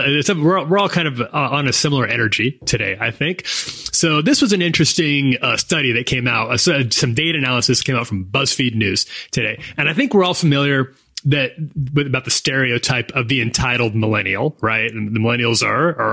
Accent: United States; accent: American; my American accent

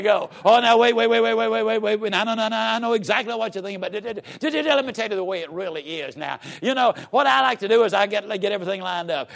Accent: Yazoo City, Mississippi, United States; I was raised down in Yazoo City, Mississippi

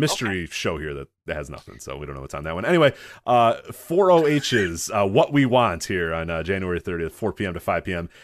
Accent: Chicago, Illinois, United States; I grew up watching you in Chicago

